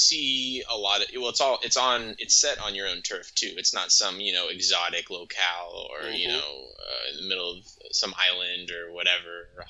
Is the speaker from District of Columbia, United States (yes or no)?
no; Bay Area, California, United States; I'm from the Bay Area